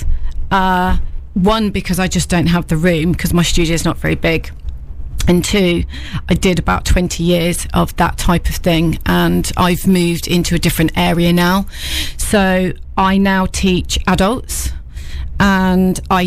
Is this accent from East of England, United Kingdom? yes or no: yes; Peterborough, East of England, United Kingdom; also born or lived in London / Leicester / Newark; I'm from Peterborough originally